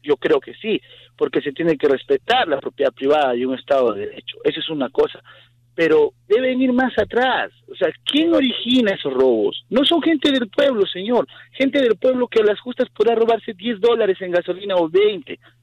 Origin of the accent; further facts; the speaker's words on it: Peru; moved away; yo soy de Sudamérica, yo soy de Perú